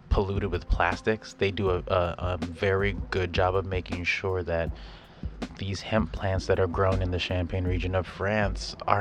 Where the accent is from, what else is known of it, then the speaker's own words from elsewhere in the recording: Hawaii, United States; I am from Hawaii